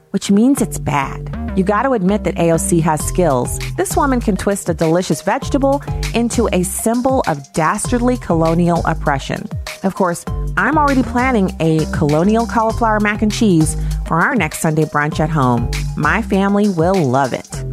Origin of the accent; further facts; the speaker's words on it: United States; I was born in this country, as was my father, my father's father, father's father's father, and the same thing on my mother's side